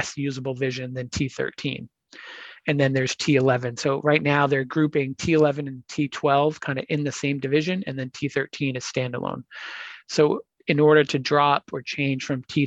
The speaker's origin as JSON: {"language": "English", "area": "Boston", "region": "Massachusetts", "country": "United States", "tie": "born or raised there", "said": "it's my hometown marathon."}